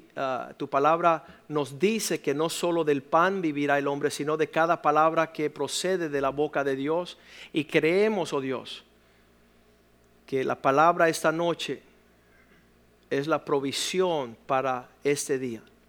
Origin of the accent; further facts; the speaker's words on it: Cuba; moved away; En el país de donde provengo, de donde vienen mis padres, que es Cuba